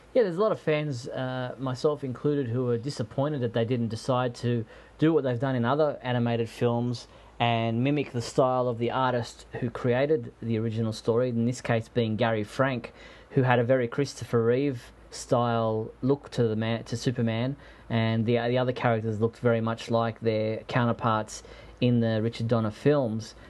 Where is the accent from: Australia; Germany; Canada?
Australia; I'm an Australian